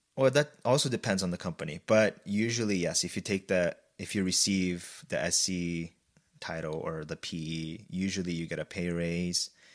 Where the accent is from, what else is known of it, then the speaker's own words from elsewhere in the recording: Brazil; moved away as an adult; I was born and raised in Brazil, and I went to an in-, international high school there